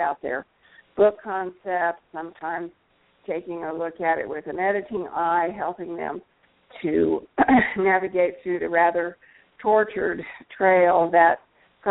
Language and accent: English; United States; also born or lived in Texas / Central Missouri; I grew up in Texas and Central Missouri